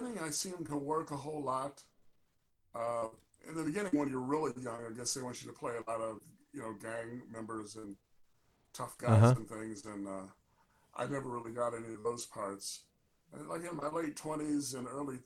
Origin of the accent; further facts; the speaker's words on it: Chicago, Illinois, United States; I'm from Chicago